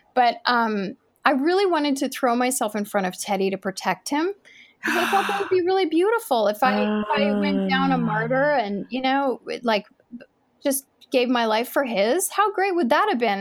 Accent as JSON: {"language": "English", "region": "New York", "country": "United States", "tie": "born or raised there", "said": "I grew up in New York"}